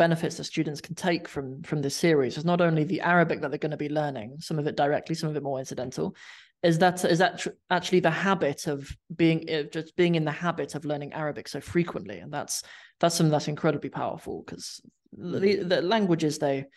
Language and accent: English; England, United Kingdom; now in Somalia; people here don't think I'm English